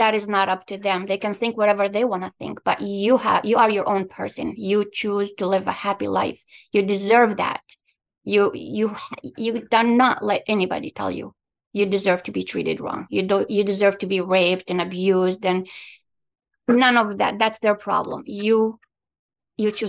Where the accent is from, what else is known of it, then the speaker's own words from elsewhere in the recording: Palestine; English is a second language; also born or lived in Qatar; now in Michigan, United States; I was born in Palestine, I lived in Qatar